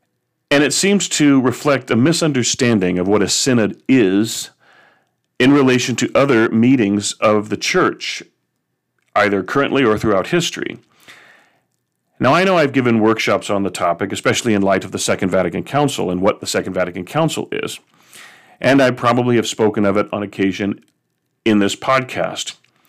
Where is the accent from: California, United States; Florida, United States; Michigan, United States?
California, United States; Or in such states as Texas, or I'm from California, where you see a large state with more than one archdiocese